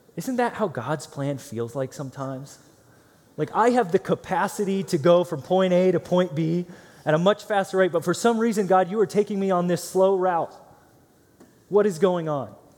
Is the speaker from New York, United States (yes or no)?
no; Green, Ohio, United States; moved away; I grew up in Akron, Ohio, so a suburb of Akron called Green, Ohio